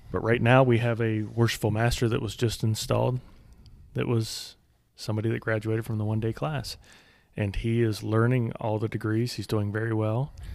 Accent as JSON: {"language": "English", "country": "United States", "said": "I'm speaking as an American"}